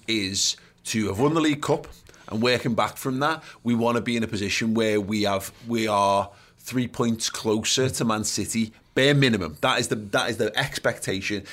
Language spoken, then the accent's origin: English; England, United Kingdom; as English fans